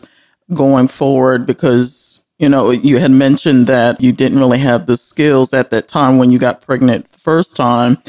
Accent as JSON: {"language": "English", "town": "Dover", "region": "Delaware", "country": "United States", "tie": "born or raised there", "said": "that's my hometown, Dover. Delaware is my hometown."}